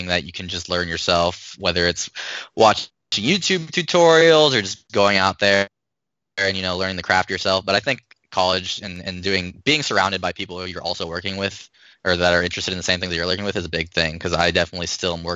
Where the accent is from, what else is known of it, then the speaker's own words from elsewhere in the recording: Arizona, United States; moved away as an adult; also born or lived in Chicago; I'm from Arizona originally.